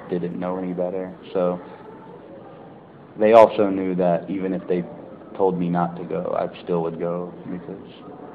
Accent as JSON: {"language": "English", "region": "the panhandle of Florida", "country": "United States", "tie": "born or raised there", "also_born_or_lived": "Hawaii", "moved": "as an adult", "lives_now": "Japan", "said": "I'm from University of Hawaii. I recently grew up in the panhandle of Florida."}